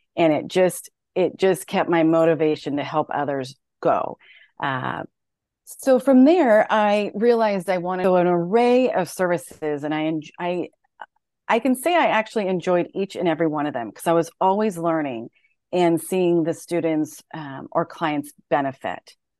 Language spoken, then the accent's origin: English; San Jose, California, United States; moved away as an adult; also born or lived in Denver; I grew up in San Jose, California